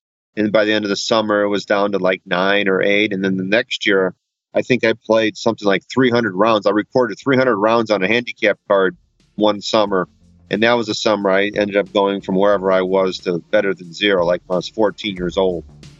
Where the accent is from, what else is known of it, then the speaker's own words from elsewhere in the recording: Waukegan, Illinois, United States; I grew up in Waukegan, Illinois, which is the north suburbs of Chicago.